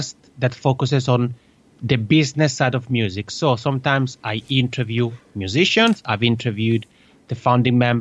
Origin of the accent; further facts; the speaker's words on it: Italy; accent: Italian (macaroni accent); first language Italian; English is a second language; my mother tongue, as people may guess, is Italian because I have this funny macaroni accent